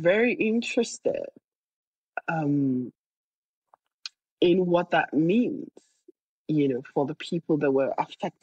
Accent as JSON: {"language": "English", "country": "Nigeria", "tie": "born or raised there", "said": "my home state in Nigeria"}